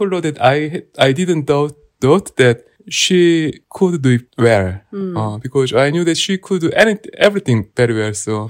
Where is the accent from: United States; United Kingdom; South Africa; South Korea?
South Korea; I'm Korean.